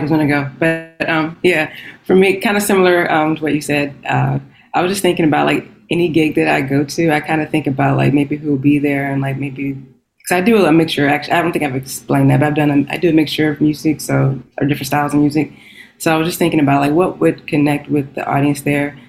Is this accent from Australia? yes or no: no; Texas, United States; moved away as an adult; also born or lived in Washington, D.C.; now in Los Angeles, United States; I'm a Texan. I'm from Texas, but I've been living out in DC for like probably more than Texas